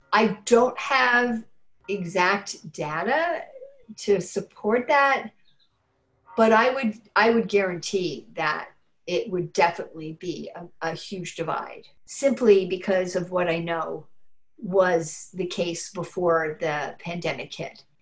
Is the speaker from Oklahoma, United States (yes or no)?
no; New York City, New York, United States; moved away as an adult; now in Burlington, United States; I moved here in 94 from New York City, and I've lived all my life in New York City